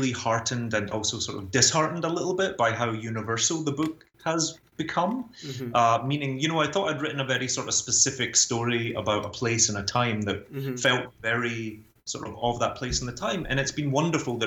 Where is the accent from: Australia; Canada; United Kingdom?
United Kingdom; Glasgow, Scotland; moved away as an adult; also born or lived in London, United Kingdom; now in New York City, United States; So I grew up in a super deprived area of Glasgow.